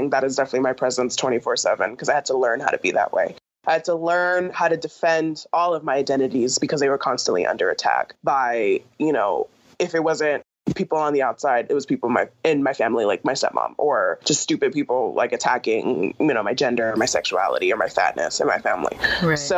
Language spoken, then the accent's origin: English; California, United States; because I grew up in California